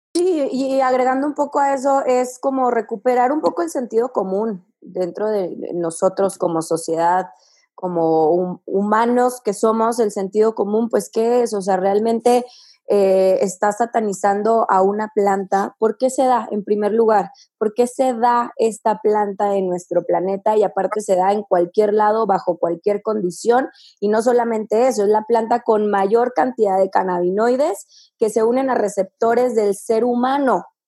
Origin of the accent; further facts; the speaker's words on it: Sierra Tarahumara, Chihuahua, Mexico; la sierra tarahumara, que es de donde soy yo